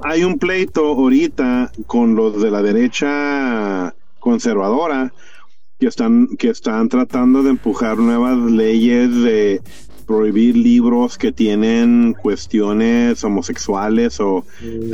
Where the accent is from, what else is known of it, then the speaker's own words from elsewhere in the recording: United States; Yo tengo mi, yo tengo mi descendencia mexicana, pero yo soy gringo.